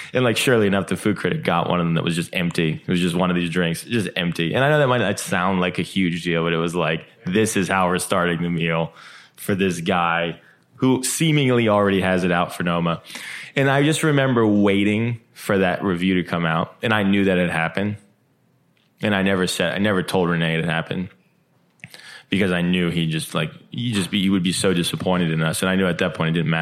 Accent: New Jersey, United States; I'm from New Jersey

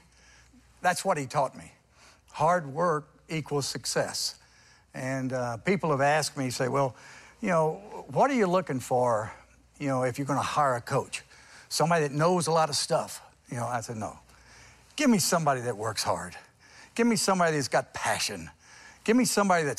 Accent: Port Arthur, Texas, United States; I was born in Port Arthur

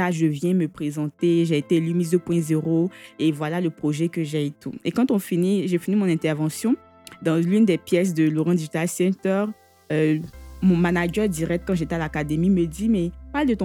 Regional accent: Bouaké, Vallée du Bandama, Côte d’Ivoire; Comme je le disais tantôt, je suis originaire de Boaki.

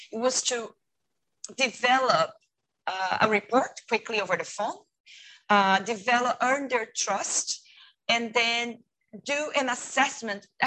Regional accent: Brazil; English is a second language; moved away as an adult; also born or lived in United States; now in Hong Kong; I am from Brazil, originally from Brazil

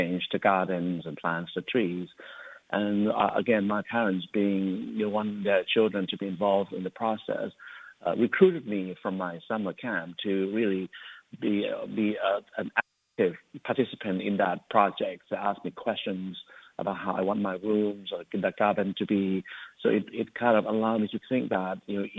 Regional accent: Bangkok, Thailand; also born or lived in Tokyo, Japan / Osaka, Japan; now in United States; I was born in Bangkok, Thailand, and spent around 15 years for my education and training in Japan, in Tokyo and Osaka, and then have moved on to the America in 2004

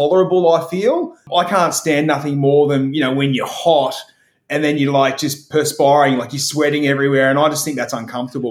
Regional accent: Melbourne, Victoria, Australia; now in Sunshine Coast, Australia; Born and bred in Melbourne

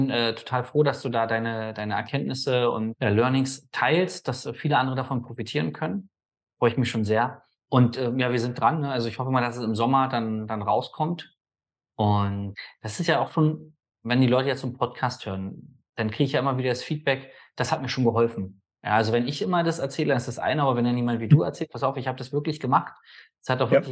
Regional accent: Berlin, Germany; Selber als Berliner geht man da nicht drauf.

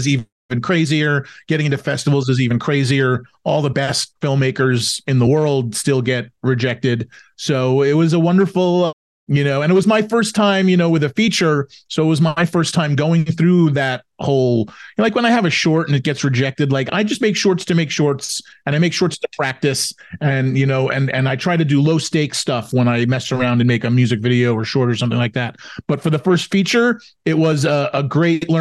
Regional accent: New York, United States; I'm from New York

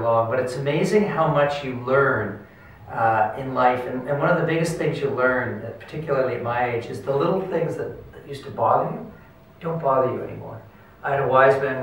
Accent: Halifax, Nova Scotia, Canada; born and bred in Halifax

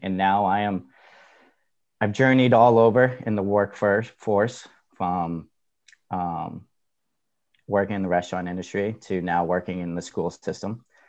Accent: Needham, Massachusetts, United States; also born or lived in Huntington Beach, California; I grew up in Needham, Massachusetts.

